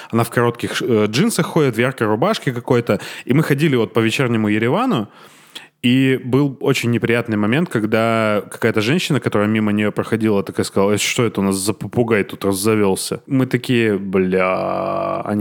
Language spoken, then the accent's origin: Russian; Armenia; мы, э, а, армяне, вот э, любим черные, белые и серебристые в машинах.